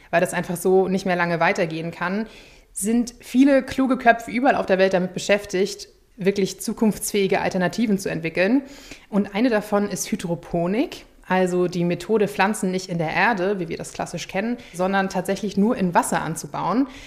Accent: Schleswig-Holstein, Germany; bald beginnt wieder die schönste Zeit in meiner Heimat Schleswig-Holstein und zwar ist das die Rapsblüte.

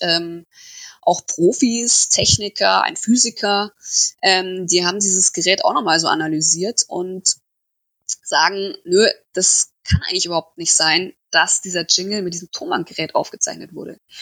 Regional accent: Türkenfeld, Bavaria, Germany; also born or lived in near Munich; Ich bin groß geworden in Türkenfeld. Das ist so ein kleines Dorf in der Nähe vom Ammersee in Oberbayern

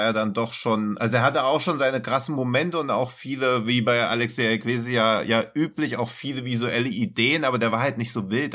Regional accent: Hesse, Germany; ich als Hesse

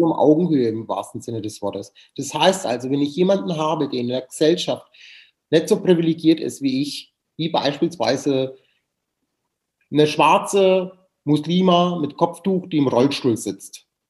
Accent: Nuremberg, Bavaria, Germany; now in Cologne, Germany; Ich liebe Nürnberg, das ist meine Heimatstadt

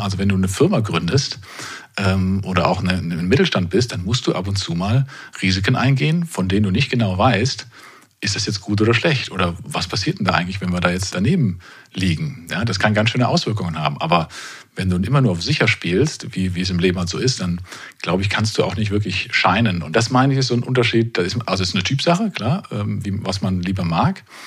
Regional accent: Kerpen, North Rhine-Westphalia, Germany; moved away as an adult; also born or lived in Karlsruhe; zurück in meine Heimat Ort nach Kerpen

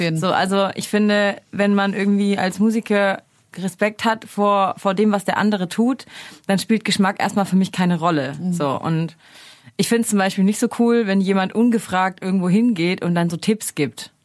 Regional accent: near Stuttgart, Baden-Württemberg, Germany; moved away as an adult; also born or lived in Mainz / Mannheim; now in Berlin, Germany; Ich komme eigentlich aus der Nähe von Stuttgart und habe aber dann zehn Jahre in Mainz gewohnt

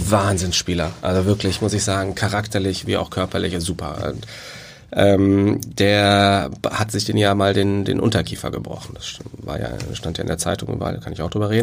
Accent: Cologne, North Rhine-Westphalia, Germany; moved away; ich bin Kölner. Also ich bin in Köln groß geworden, zur Schule gegangen

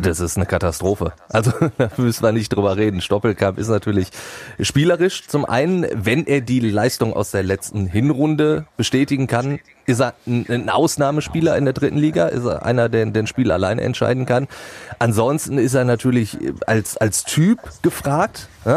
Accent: Duisburg, North Rhine-Westphalia, Germany; als äh, gebürtiger Duisburger

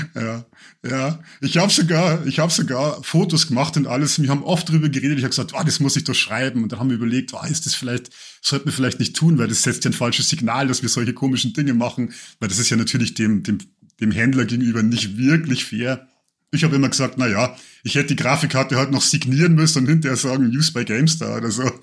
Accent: Lower Bavaria, Germany

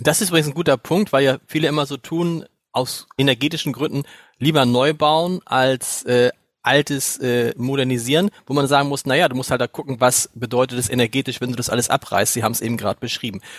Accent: Hamburg, Germany; Als Hamburger

